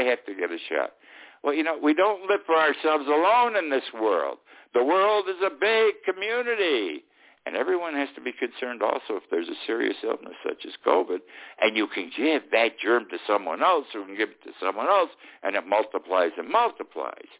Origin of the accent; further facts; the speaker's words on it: Utica, New York, United States; moved away as an adult; now in Key West, United States; that's where I come from, my hometown of Utica